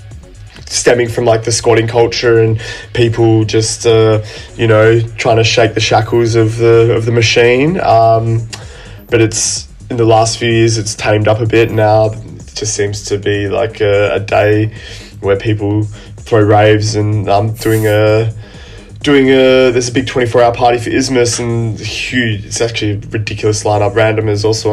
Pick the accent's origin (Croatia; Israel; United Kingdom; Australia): Australia; my home country